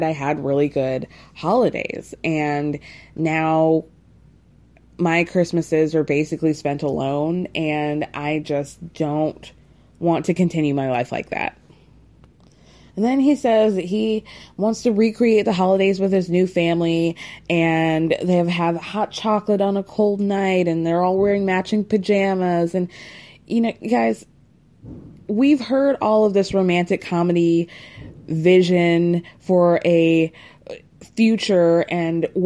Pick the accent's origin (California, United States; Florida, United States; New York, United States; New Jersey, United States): New York, United States; I'm a New Yorker